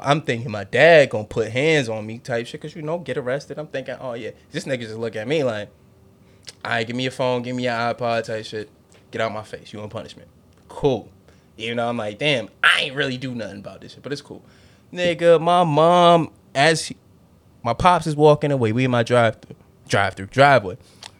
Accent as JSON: {"language": "English", "town": "Norfolk", "region": "Virginia", "country": "United States", "tie": "born or raised there", "said": "especially like where I grew up in Norfolk, like, especially like the early part. Yeah, it was just mad kids around. We all lived in this like little cul-de-sac"}